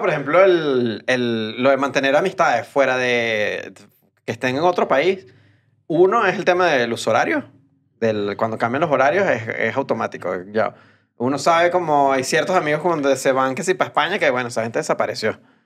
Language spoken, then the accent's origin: Spanish; Venezuela; moved away; los venezolanos creo que como somos muchos en todos lados